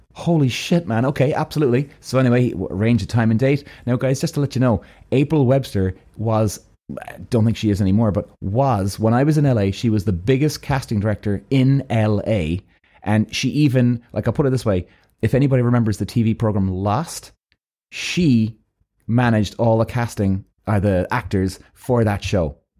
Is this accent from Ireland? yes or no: yes; Ireland; I'm from Ireland